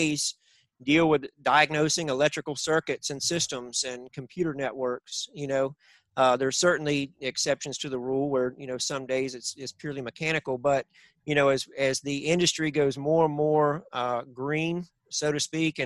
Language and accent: English; Northeast Florida, United States; On the farm where we grew up in Northeast Florida.